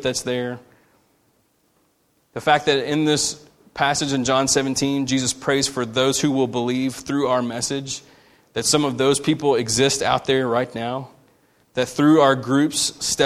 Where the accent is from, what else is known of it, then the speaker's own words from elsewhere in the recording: United States; we as American Christians